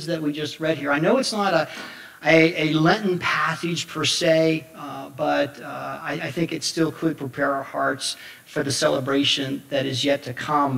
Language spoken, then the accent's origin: English; Somerset, Pennsylvania, United States; I come from Somerset, Pennsylvania